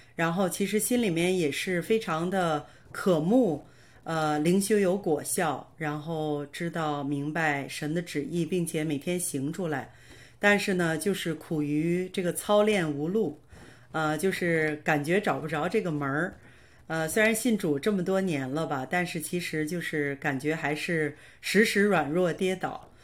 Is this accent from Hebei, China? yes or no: yes; Baoding, Hebei, China; moved away as an adult; now in Canada; 我是今年四十九岁，呃，我是出生在河北保定，呃，我的爸爸是广东人，我的妈妈是天津人